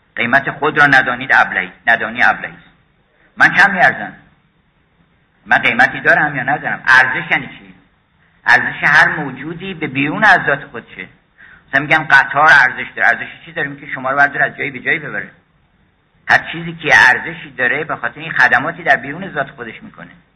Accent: Iran; first language Persian; زبان فارسی که زبان مادریمون هست این خیلی قنیمتی یه موهبت الهیه از غذای روزگار ما اومدیم در ایران

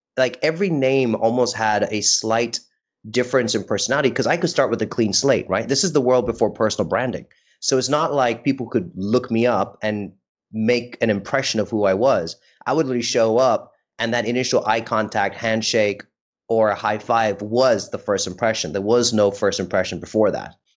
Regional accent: India; moved away; also born or lived in United States; I don't think I recognized I was Indian or brown until I went to the US.

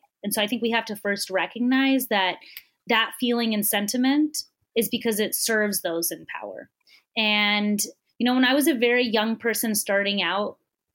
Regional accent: Texas, United States; my home state of Texas

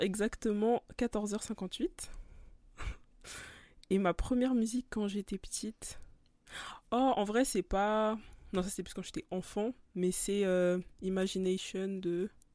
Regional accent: France; en tant que français

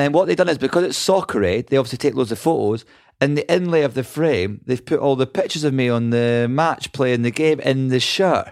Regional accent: Scotland, United Kingdom; I'm Scottish

